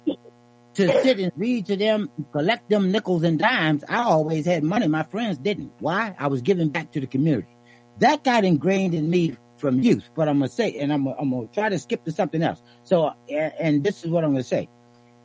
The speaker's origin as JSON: {"language": "English", "town": "Yorktown", "region": "Virginia", "country": "United States", "tie": "born or raised there", "said": "I grew up here in Yorktown, Virginia"}